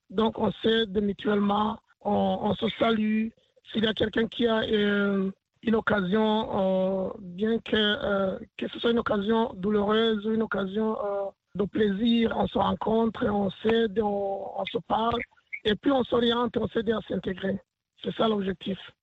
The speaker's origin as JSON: {"language": "French", "country": "Burundi", "moved": "yes", "lives_now": "Portland, United States", "said": "je viens du Burundi"}